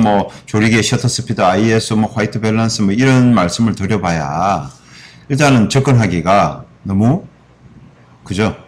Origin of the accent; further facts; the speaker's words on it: Busan, South Korea; moved away; 저는 고향이 부산이라